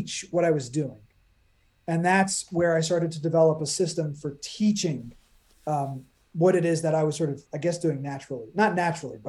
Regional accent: New York, United States; moved away as an adult; now in New Jersey, United States; I'm a New Yorker. I'm born and raised in New York

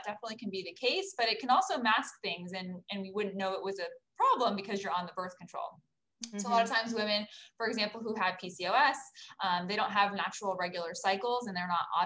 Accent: Orange County, California, United States; also born or lived in Los Angeles, California; I grew up in the Orange County area, so I'm a local girl.

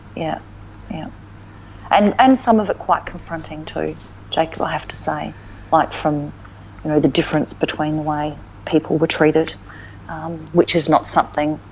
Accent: Alice Springs, Northern Territory, Australia; also born or lived in Melbourne; now in Darwin, Australia; growing up in Alice as a kid

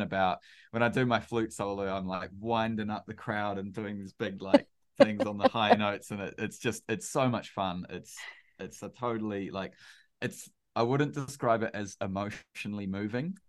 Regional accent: New Zealand; I'm a Kiwi

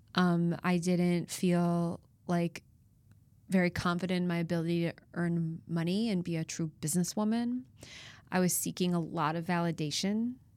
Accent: Chicago, Illinois, United States; moved away as an adult; now in Nashville, United States; I'm from Chicago originally and spend most of my life there

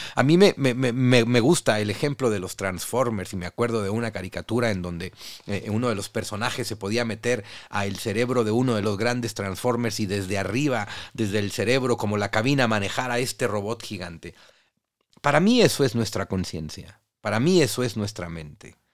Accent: Mexico; nosotros los mexicanos

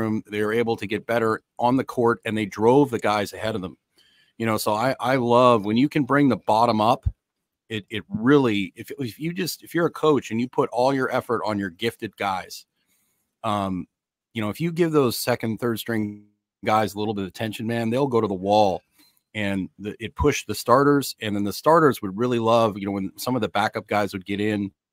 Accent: Canada; When I grew up in Canada, we had gymnastics in phys ed.

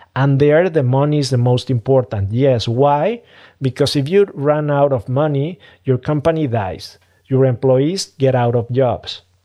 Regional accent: Mexico City, Mexico; I'm from Mexico City. I'm from Mexico, a developing country

